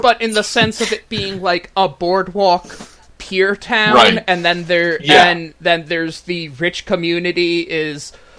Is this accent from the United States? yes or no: yes; New Jersey, United States; my home state's accent, the northern part of it, does generally sound like irritated cartoon crows.